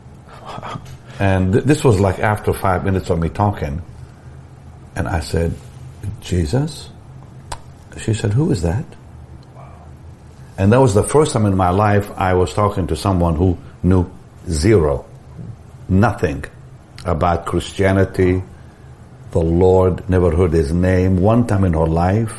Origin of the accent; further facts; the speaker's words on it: Israel; moved away; I'm from Israel